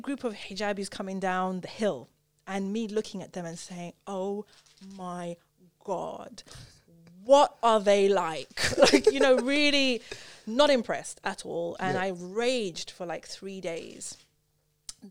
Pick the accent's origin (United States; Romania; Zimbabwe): Zimbabwe; also born or lived in United Kingdom; I grew up in Zimbabwe